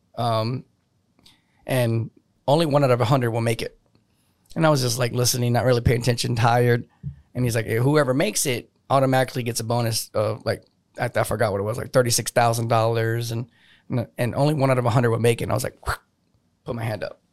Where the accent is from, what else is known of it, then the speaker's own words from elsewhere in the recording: New Braunfels, Texas, United States; moved away as an adult; also born or lived in New Orleans, Louisiana; I was gone from New Braunfels for eighteen years straight